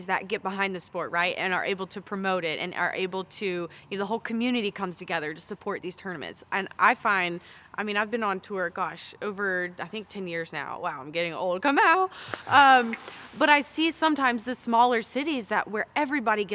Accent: United States; As an American

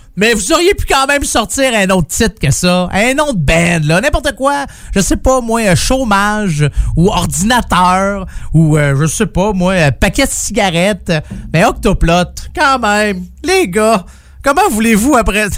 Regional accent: Quebec, Canada; moved away; je viens du Saguenay-Lac-Saint-Jean

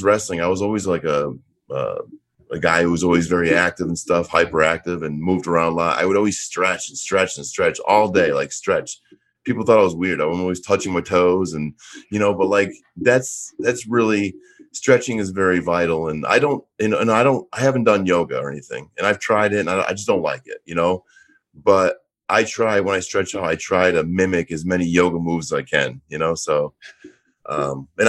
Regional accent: Auburn, New York, United States; moved away as an adult; also born or lived in Orlando, Florida; growing up in Syracuse, Auburn, New York, it's called actually Auburn, New York, you know, big Yankee country, upstate New York

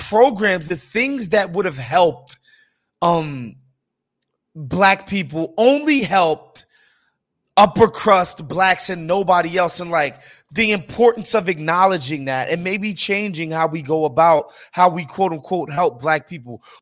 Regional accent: Chicago, Illinois, United States; I come from these neighborhoods. I'm from the South Side

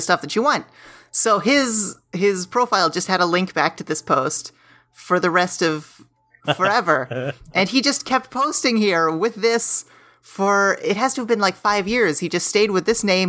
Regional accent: Pittsburgh, Pennsylvania, United States; moved away as an adult; now in Los Angeles, United States; I am from Pittsburgh

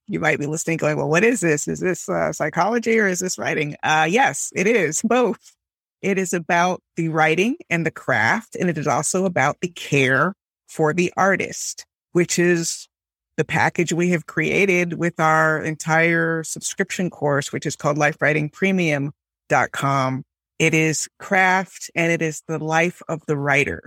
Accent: Miami, Florida, United States; I grew up in Miami

